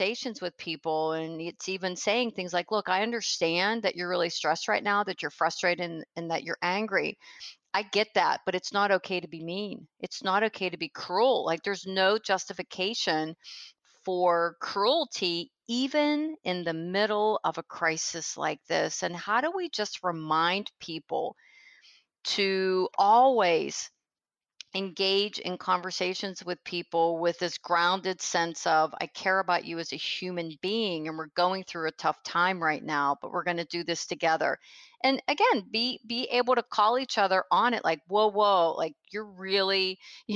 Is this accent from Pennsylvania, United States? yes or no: yes; Pennsylvania, United States; now in Tampa, United States; I was from Pennsylvania, I now live in Tampa, Florida